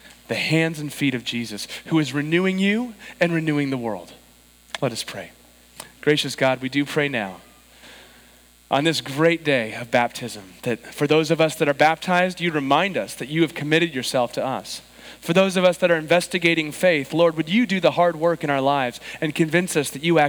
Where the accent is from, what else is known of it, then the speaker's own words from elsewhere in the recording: San Diego, California, United States; I was born and raised in San Diego, but my grandparents were in Chicago